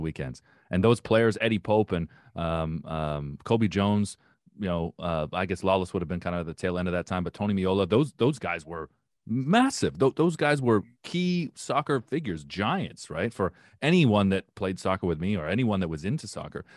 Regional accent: Windsor, Ontario, Canada; I grew up in Windsor, which was, which is basically suburban Detroit

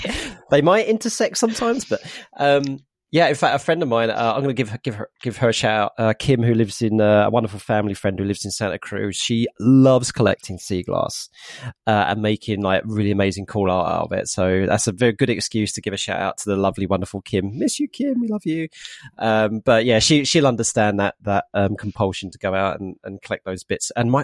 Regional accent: Harlow, East of England, United Kingdom; growing up in Harlow, in Arlo, in Essex, you know, I I really loved the fact that it was built as a new town and there were pockets of green spaces around.

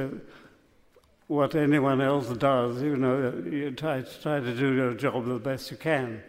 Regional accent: England, United Kingdom; now in Mississippi, United States; my home country, England.

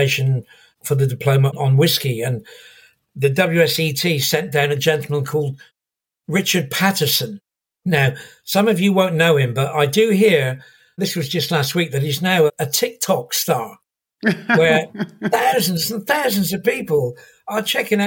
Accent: St Ives, South West England, United Kingdom; moved away; also born or lived in London; I come from Cornwall. I come from St. Ives in Cornwall, in the deep south of England initially.

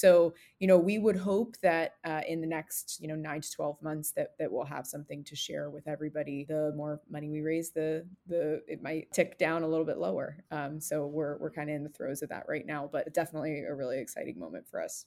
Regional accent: American Southwest, United States; moved away; I'm originally from the American Southwest, so very, very different from inside the Beltway

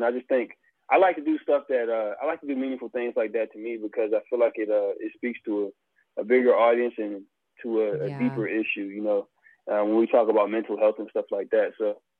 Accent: South Boston, Virginia, United States; moved away; I'm from Virginia, South Boston, Virginia.

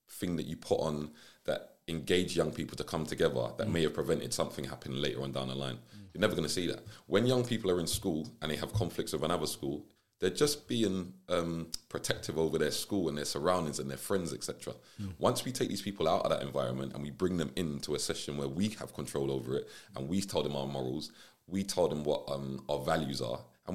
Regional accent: London, United Kingdom; I was originally from South London

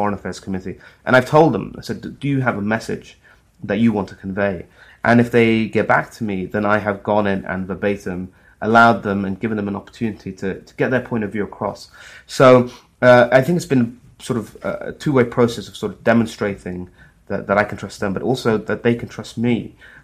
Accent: Saudi Arabia; moved away; I'm a Muslim myself. I grew up in Saudi Arabia.

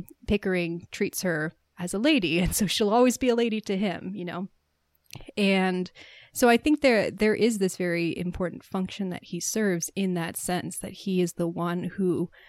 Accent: Philadelphia, Pennsylvania, United States; Whereas I was raised near Philly during my childhood. I never really had a Philly accent.

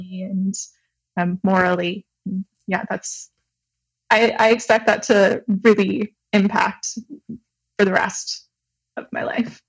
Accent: Michigan, United States; now in Montreal, Canada; I'm originally from Michigan, but I'm currently living in Montreal, Canada

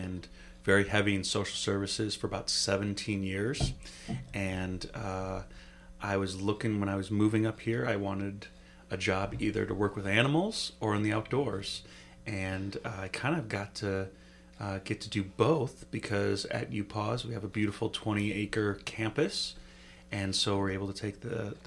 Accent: Chicago, Illinois, United States; moved away as an adult; also born or lived in Grand Rapids, Michigan; now in Upper Peninsula, Michigan, United States; My wife and I grew up in Chicago and then in Grand Rapids, so we lived in bigger cities

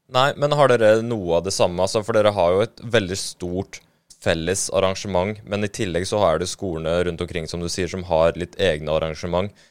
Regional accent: Eastern Norway, Norway; moved away as an adult; also born or lived in Åsane, Bergen; now in Bergen, Norway; som østlending

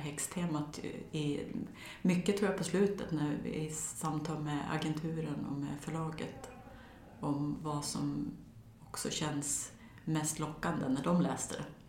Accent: near Torsåker / Lockne, Västernorrland County, Sweden; en och en halv mil från där jag växte upp, där Sveriges största häxbränningar ägde rum

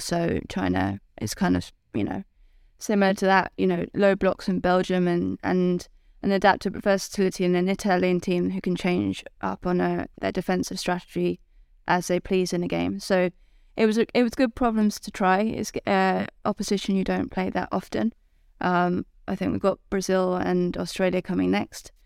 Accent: England, United Kingdom; as an English person

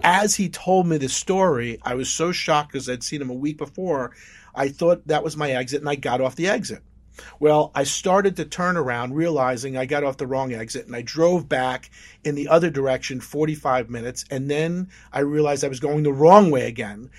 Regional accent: Oceanside, New York, United States; I grew up in Oceanside, Long Island

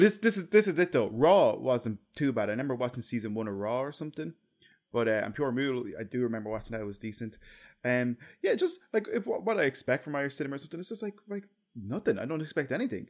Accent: Ireland; as an Irish

